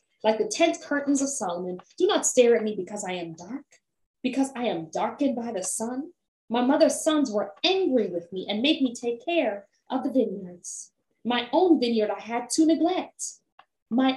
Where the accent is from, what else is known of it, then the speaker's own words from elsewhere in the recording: Jamaica; as a Jamaican Black femme woman